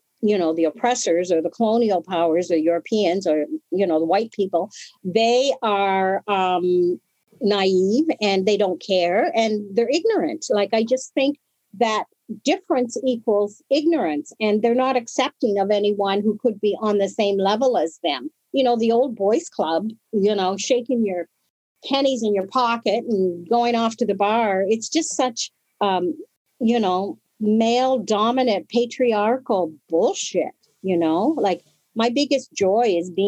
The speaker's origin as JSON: {"language": "English", "town": "Toronto", "region": "Ontario", "country": "Canada", "tie": "born or raised there", "also_born_or_lived": "Woodstock", "said": "I was born in Woodstock, but I grew up in Toronto, you know, because my family and network was extremely multifaceted."}